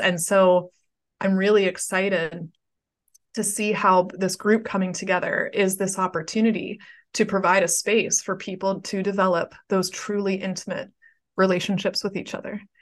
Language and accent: English; Pittsburgh, Pennsylvania, United States; my hometown of Pittsburgh